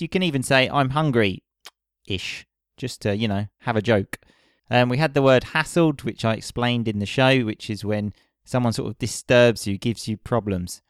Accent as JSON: {"language": "English", "area": "Essex", "region": "East of England", "country": "United Kingdom", "said": "I'm from Essex."}